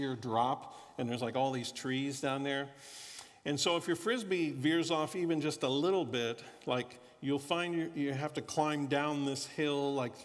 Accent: Florida, United States; moved away; also born or lived in Kansas City; I grew up in Florida

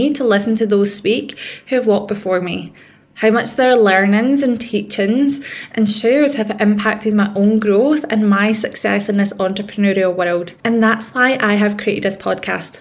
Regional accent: Scotland, United Kingdom; accent: Scottish; If you can't tell by the accent, I am a Scottish woman. I grew up in rough council estates

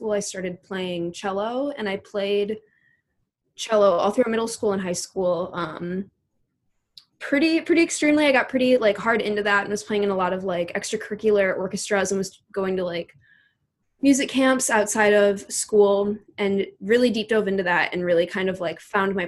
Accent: Chicago, Illinois, United States; moved away as an adult; now in Minneapolis, United States; originally Chicago and now Minneapolis

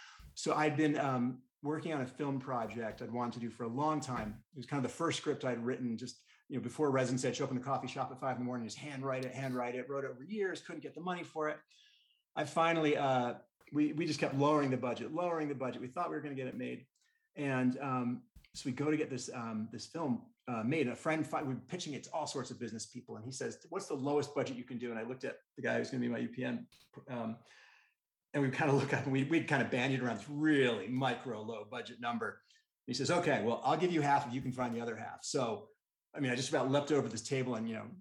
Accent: New York, United States; now in Utah, United States; as a New Yorker

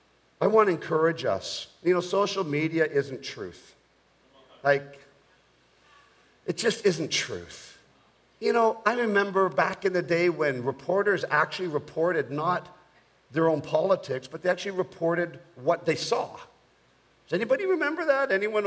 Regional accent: Bogota, Colombia; I was born in Bogota, Colombia, South America. I grew up in South America.

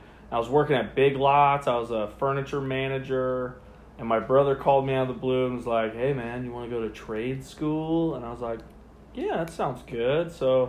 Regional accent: St. Petersburg, Florida, United States; I grew up in St. Petersburg, Florida. Lived there most of my life. Went to high school there.

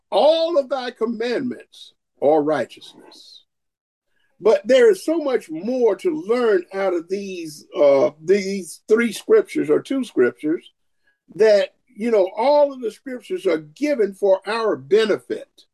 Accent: Augusta, Georgia, United States; I'm from Augusta, Georgia

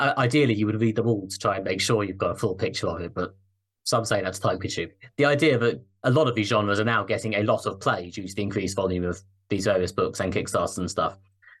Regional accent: United Kingdom; I am obviously a British man who has literally never set foot in America.

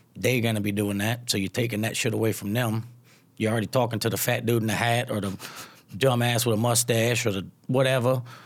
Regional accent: Louisiana, United States; accent: twang; now in California, United States; I'm from Louisiana and now I live in California

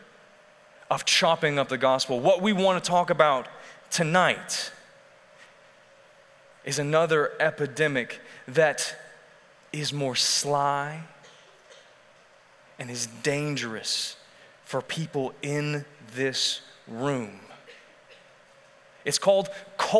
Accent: Texas, United States; We as Texans have our culture

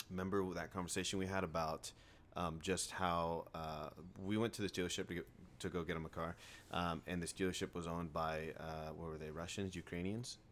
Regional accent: Riverside, California, United States; I grew up in Riverside, like downtown Riverside, an apartment complex

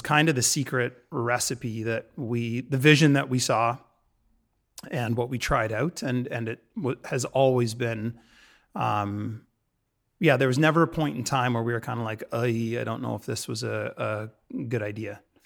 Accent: London, Ontario, Canada; moved away as an adult; also born or lived in Toronto; now in Vancouver, Canada; my hometown. London, Ontario, and I'd lived in Toronto for, for a little bit

